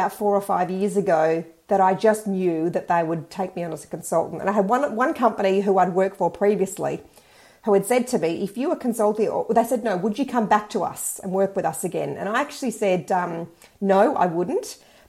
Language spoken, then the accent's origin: English; Sydney, New South Wales, Australia; now in Perth, Australia; Sydney, but I've lived all over.